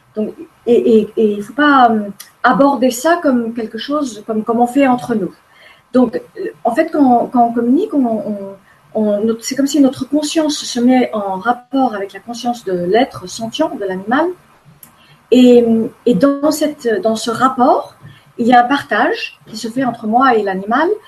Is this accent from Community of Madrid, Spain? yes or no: no; Formentera, Balearic Islands, Spain; also born or lived in United States; je suis élevée sur une île à Formentera, en Espagne. Euh, au début, j'étais aux États-Unis. Je suis née aux États-Unis. Je suis américaine